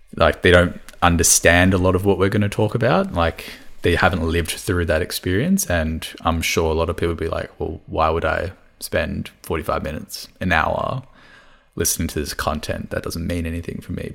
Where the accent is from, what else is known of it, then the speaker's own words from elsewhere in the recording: Melbourne, Victoria, Australia; first language Cantonese; English is a second language; growing up here